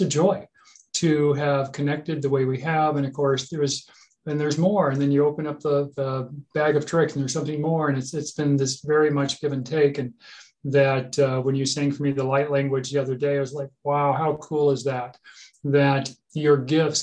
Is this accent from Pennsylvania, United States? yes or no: no; Costa Mesa, California, United States; my garage that we had growing up in Costa Mesa, California